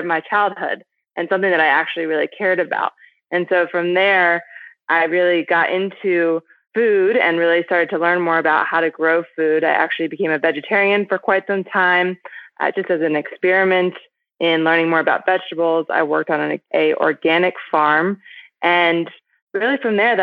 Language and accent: English; Baltimore, Maryland, United States; moved away as an adult; also born or lived in Berkeley, California; I grew up on the East Coast in the United States in a city called Baltimore